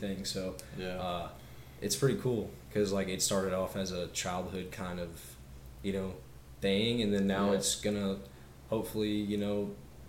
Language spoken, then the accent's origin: English; Kansas City, United States; we're from Kansas City, that's where we live